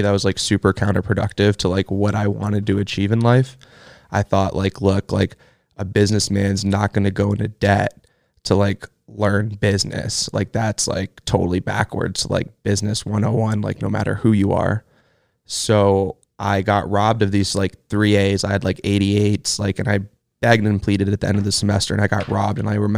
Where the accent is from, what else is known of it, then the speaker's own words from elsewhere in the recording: Los Angeles, California, United States; I grew up a lot of places. We bounced around a lot growing up, but I would say I spent the most time in Los Angeles. So at this point, it's like I'm from LA.